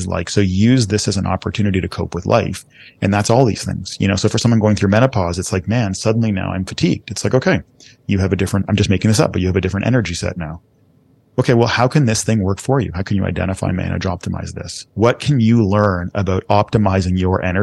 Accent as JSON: {"language": "English", "town": "Toronto", "region": "Ontario", "country": "Canada", "tie": "born or raised there", "moved": "yes", "said": "we grew up in Scarborough"}